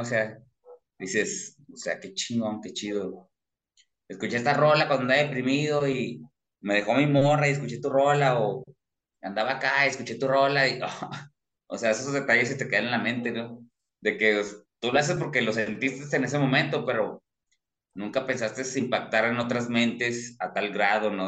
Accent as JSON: {"language": "Spanish", "town": "Torreón", "region": "Coahuila", "country": "Mexico", "said": "como soy de la laguna de Torreón"}